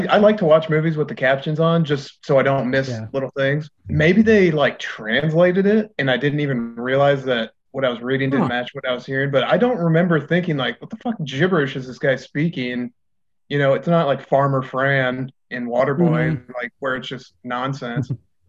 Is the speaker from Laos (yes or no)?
yes; Laos; No, I'm from Laos.